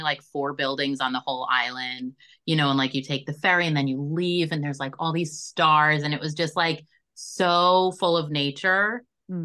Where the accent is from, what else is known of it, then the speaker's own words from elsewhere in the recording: Long Beach, United States; I grew up in Long Beach